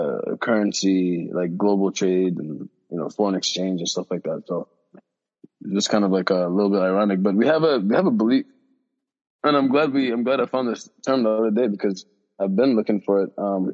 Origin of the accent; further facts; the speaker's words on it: Sudan; moved away; I'm from Sudan, dude. I'm from Sudan now.